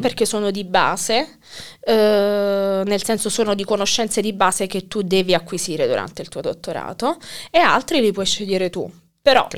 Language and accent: Italian; Naples, Campania, Italy; moved away as an adult; also born or lived in Teramo / Warsaw; now in Kraków, Poland; io da napoletana